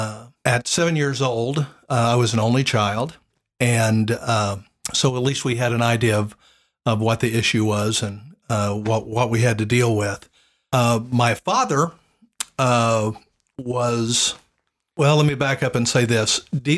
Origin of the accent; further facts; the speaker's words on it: Tulsa, Oklahoma, United States; also born or lived in Broken Arrow; I grew up in Tulsa, Oklahoma, and a suburb of Tulsa called Broken Arrow.